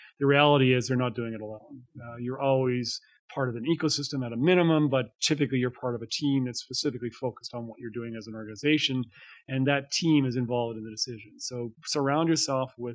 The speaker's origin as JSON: {"language": "English", "town": "Calgary", "region": "Alberta", "country": "Canada", "tie": "born or raised there", "said": "I grew up in Alberta. I was born in Calgary. This is my home."}